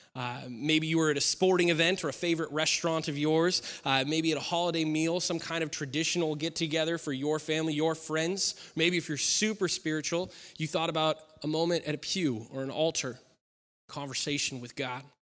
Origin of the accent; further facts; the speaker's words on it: Klamath Falls, Oregon, United States; moved away; I grew up in Klamath Falls